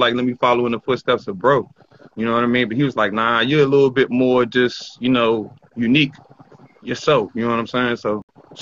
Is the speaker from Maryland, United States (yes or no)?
yes; Bowie, Maryland, United States; Growing up in Bowie